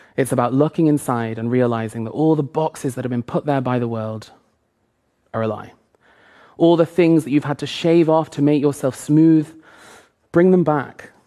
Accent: two hours north of Manchester, England, United Kingdom; moved away as an adult; I started to tell people I'd grown up in Manchester when really it was two hours north of there

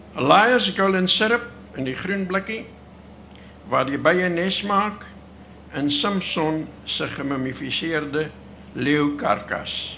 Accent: South Africa; moved away; also born or lived in Ventersdorp; Ek het op die Vredefort koepel groot geword

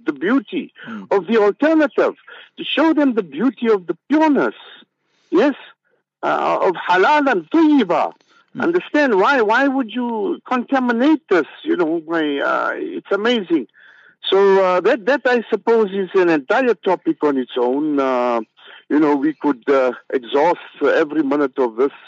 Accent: South Africa; growing up in Malay camp

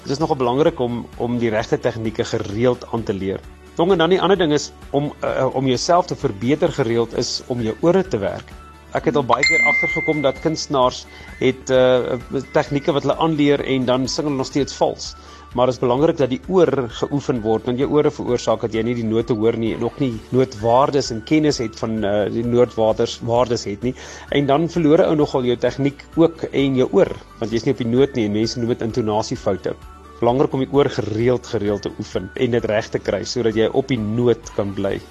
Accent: Bela-Bela, Limpopo, South Africa; ek het nog in Warmbad groot geword en bly lekker in die Bosveld.

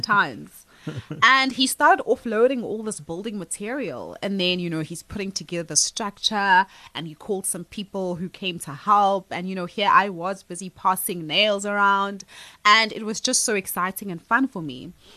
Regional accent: Johannesburg, Gauteng, South Africa; I was born and raised in Alexandra

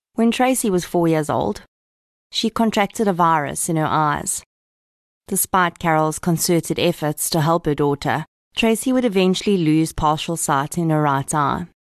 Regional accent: Boksburg, Gauteng, South Africa; also born or lived in Kempton Park; I'm an old East Rand girl myself, having been born and raised in Boksburg in Kemptonpark.

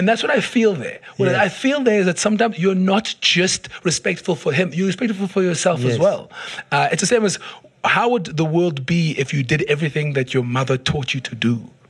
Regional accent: South Africa

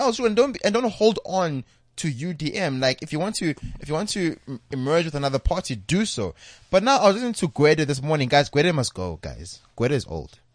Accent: South Africa; as a South African

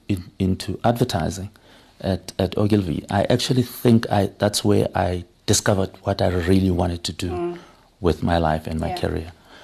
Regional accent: Soweto, Gauteng, South Africa; Yeah, I'm born and bred, brewed and put together in Soweto.

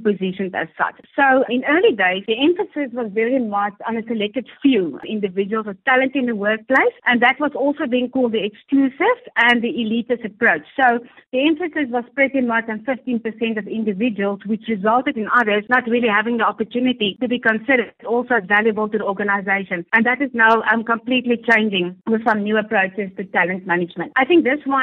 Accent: South Africa; I'm proudly South African

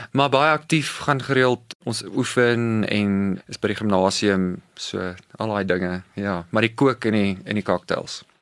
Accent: Cape Town, Western Cape, South Africa; moved away

